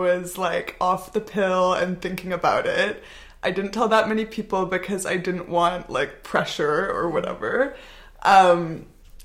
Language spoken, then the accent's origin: English; North Vancouver, British Columbia, Canada; moved away as an adult; also born or lived in Montreal; now in Barcelona, Spain; I'm Canadian. I'm from North Vancouver. Grew up there, went to university in Montreal, also lived there for a while